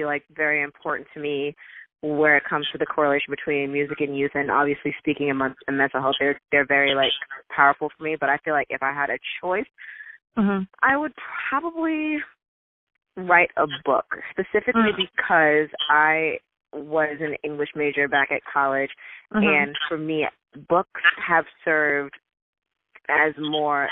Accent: New York City, New York, United States; I'm from Brooklyn, Bed-Stuy, born and raised over in Sumner Projects

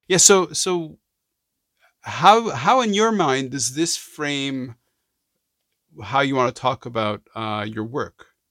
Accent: Montreal, Quebec, Canada; I'm from Montreal. I grew up in Montreal

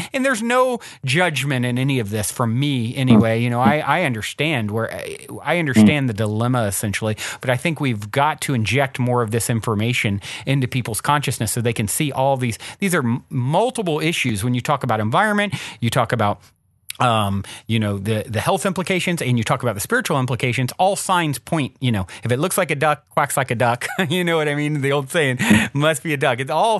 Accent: Virginia, United States; I grew up in the South, in Virginia

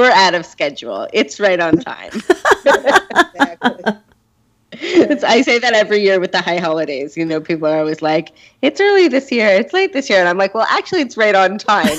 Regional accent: Canada; also born or lived in United States; now in South Africa; so I grew up on the East Coast and in Canada

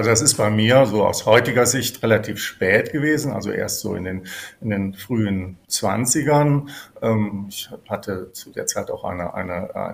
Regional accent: Cologne, North Rhine-Westphalia, Germany; born there; Ich bin tatsächlich in Köln geboren, bin das wissen vielleicht einige, ergibt sich ja auch aus meinem Namen … der Theologin, die damals hier in Köln mit dem politischen Nachtgebet sehr bekannt geworden ist.

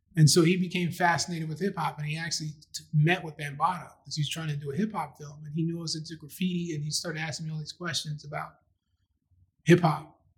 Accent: New York City, New York, United States; also born or lived in Philadelphia / Maryland; I grew up in Astoria, which is about a mile or so away from Queensbridge

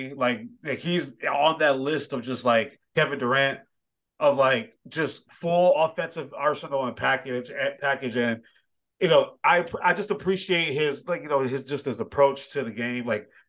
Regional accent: Nigeria; Like, he played Nigeria this one year, and I'm Nigerian, so I was very conflicted.

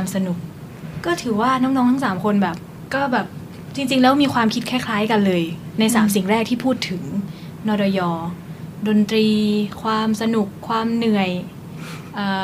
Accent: Yasothon, Thailand; moved away; มาจากยโสธร

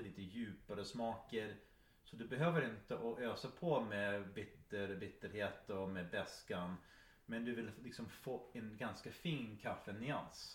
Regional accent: Iron Mountain, Michigan, United States; now in Sweden; Iron Mountain där jag växte upp

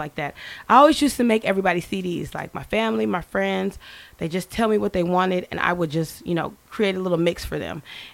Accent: Tacoma, Washington, United States; now in Houston, United States; I am from Tacoma, Washington, the Pacific Northwest

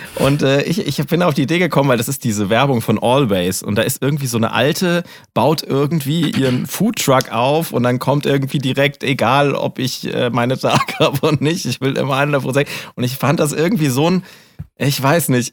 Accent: Germany; als Deutscher

